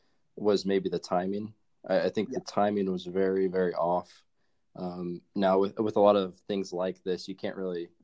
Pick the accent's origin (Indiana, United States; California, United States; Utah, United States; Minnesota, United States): Indiana, United States; I'm from Indiana